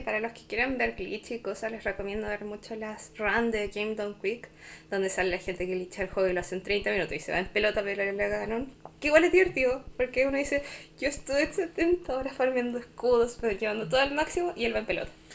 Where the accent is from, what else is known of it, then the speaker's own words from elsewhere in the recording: Chile; soy chilena